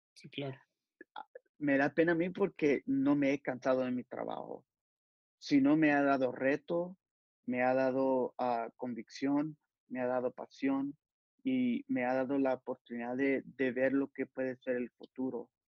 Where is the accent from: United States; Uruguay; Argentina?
United States; Los Angeles, California; soy de Los Ángeles, California